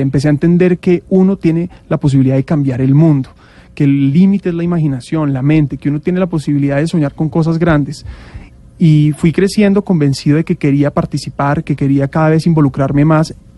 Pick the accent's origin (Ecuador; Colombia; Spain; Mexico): Colombia; Bogotá; Yo siempre he vivido en la ciudad, en Bogotá soy bogotano